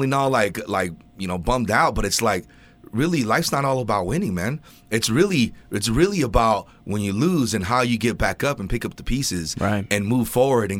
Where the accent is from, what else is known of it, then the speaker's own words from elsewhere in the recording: Ventura, California, United States; I'm from Ventura, so we're like, you know, we're down in Southern California